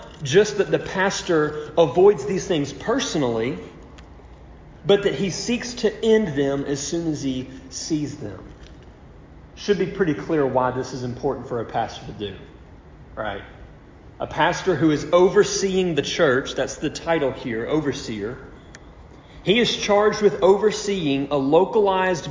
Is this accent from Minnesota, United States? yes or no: no; Louisiana, United States; moved away as an adult; now in Cyprus; I'm from Louisiana, you know, so of course, me growing up, my experience is my dad every year rooting for the Saints